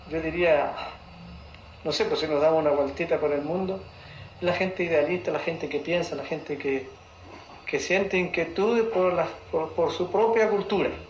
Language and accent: Spanish; Chile